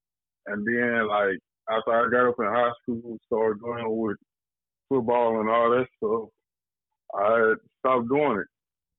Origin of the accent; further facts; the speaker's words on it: Hattiesburg, Mississippi, United States; I grew up in Hattiesburg.